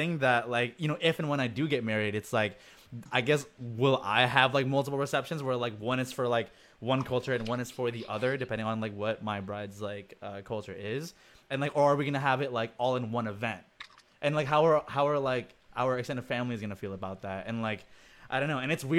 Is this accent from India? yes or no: no; Indonesia; yeah, I come from Indonesia, yet I've never even heard of some of these practices.